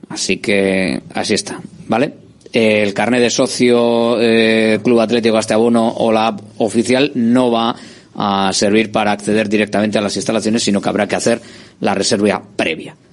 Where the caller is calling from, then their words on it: Basauri, Basque Country, Spain; de Basauri.